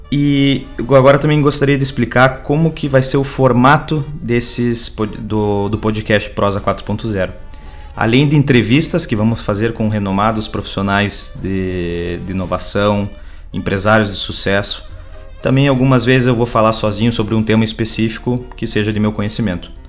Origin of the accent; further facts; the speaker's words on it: Curitiba, Paraná, Brazil; É, tenho 21 anos, sou natural de Curitiba, Paraná